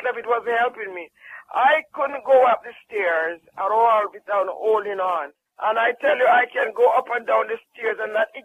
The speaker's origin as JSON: {"language": "English", "country": "Jamaica", "said": "I'm from Jamaica."}